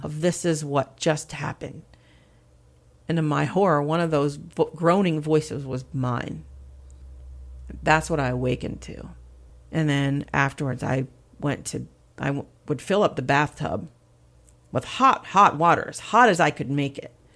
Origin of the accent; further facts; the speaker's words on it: Pennsylvania, United States; moved away as an adult; also born or lived in New York; now in Seaford, Delaware, United States; I'm originally from Pennsylvania